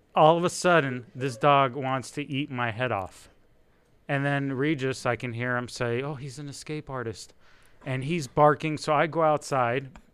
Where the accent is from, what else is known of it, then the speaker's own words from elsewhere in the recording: Israel; English is a second language; moved away; born in Israel. English is my second language